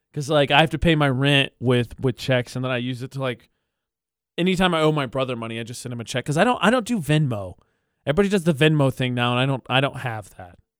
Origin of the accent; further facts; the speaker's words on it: near Chicago, Illinois, United States; now in Las Cruces, United States; Chicago again this year, which is near my hometown